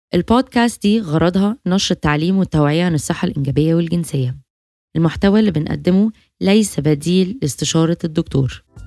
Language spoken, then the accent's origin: Arabic; Egypt; احنا عندنا